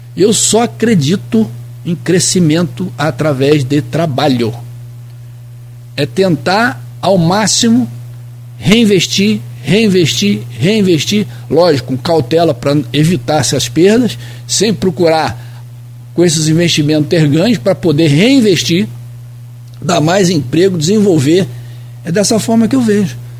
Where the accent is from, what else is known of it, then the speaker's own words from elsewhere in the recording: Rio de Janeiro, Brazil; now in Campos dos Goytacazes, Brazil; eu sou carioca, vim do Rio de Janeiro, nasci na beira de um, de um morro lá no, no Lins de Vasconcelos, no Meia